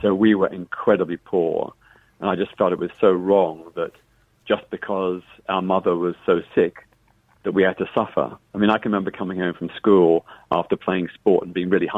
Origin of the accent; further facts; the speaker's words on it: Melbourne, Victoria, Australia; now in London, United Kingdom; when I was growing up in Melbourne, Australia